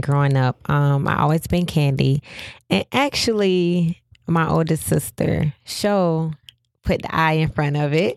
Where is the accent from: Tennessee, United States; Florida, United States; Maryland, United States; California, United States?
Florida, United States; Pompano Beach; Growing up in Pompano